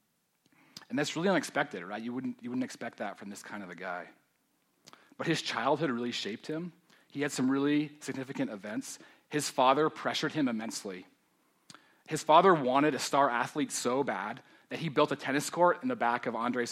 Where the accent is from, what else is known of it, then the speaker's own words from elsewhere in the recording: Denver, Colorado, United States; I grew up in Denver, so I'm one of the few natives